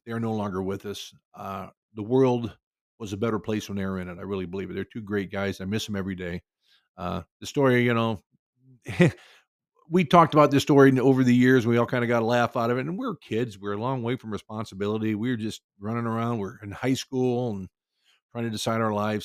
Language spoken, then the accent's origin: English; Cedar Rapids, Iowa, United States; my hometown of Cedar Rapids, Iowa